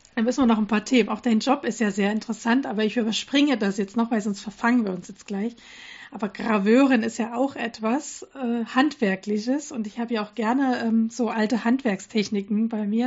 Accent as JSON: {"language": "German", "town": "Dresden", "region": "Saxony", "country": "Germany", "tie": "born or raised there", "moved": "yes", "said": "in Dresden, meine Ursprungsstadt äh, quasi, wo ich herkomme"}